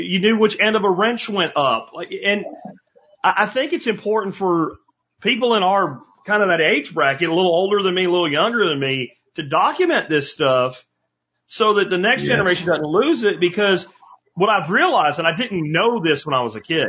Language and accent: English; Jacksonville, Florida, United States; I grew up in Jacksonville, Florida